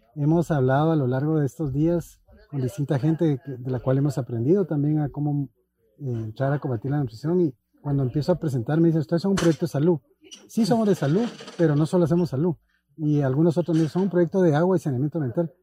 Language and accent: Spanish; Guatemala; los guatemaltecos